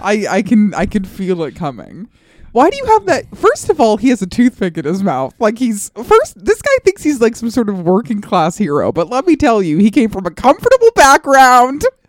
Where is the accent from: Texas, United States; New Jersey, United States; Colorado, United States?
Colorado, United States; moved away; I grew up in Colorado